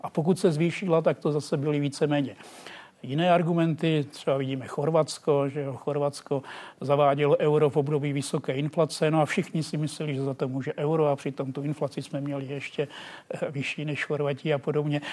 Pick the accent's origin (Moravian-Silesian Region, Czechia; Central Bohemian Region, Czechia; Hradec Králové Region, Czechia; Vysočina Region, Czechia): Hradec Králové Region, Czechia; village near Plačice; já pocházím ze Snice